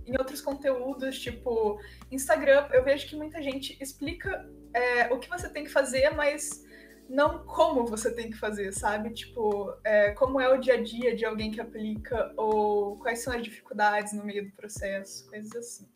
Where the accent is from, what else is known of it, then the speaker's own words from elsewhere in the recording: Pinhais, Paraná, Brazil; also born or lived in Curitiba; eu tenho 18 anos e eu sou de Pinhais, que é cidade da região metropolitana de Curitiba